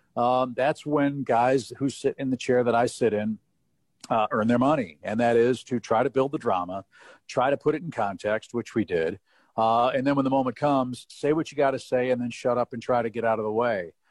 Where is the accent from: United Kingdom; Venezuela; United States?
United States; St. Louis, Missouri; I grew up in St. Louis, was a huge Cardinal fan.